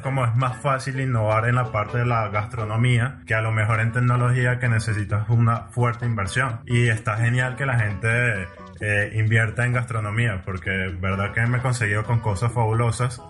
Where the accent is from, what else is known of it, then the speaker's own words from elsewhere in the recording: Venezuela; como venezolanos